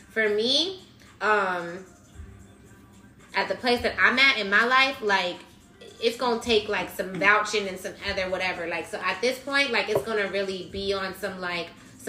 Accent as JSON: {"language": "English", "town": "Miami", "region": "Florida", "country": "United States", "said": "I'm like, my nigga, I'm from Miami."}